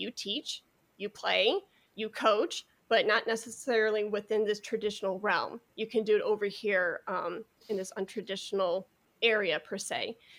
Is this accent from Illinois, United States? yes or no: yes; Chicago, Illinois, United States; moved away; also born or lived in Dallas; I'm originally from Chicago